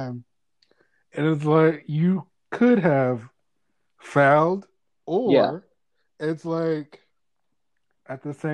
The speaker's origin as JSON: {"language": "English", "town": "Clinton", "region": "Maryland", "country": "United States", "said": "it's in PG County, Prince George's County"}